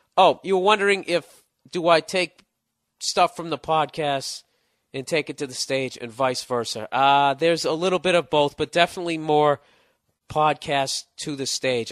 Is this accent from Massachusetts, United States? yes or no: yes; Boston, Massachusetts, United States; I'm from Boston